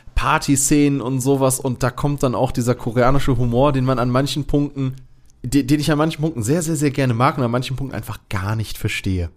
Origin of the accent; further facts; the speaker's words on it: Germany; als Deutscher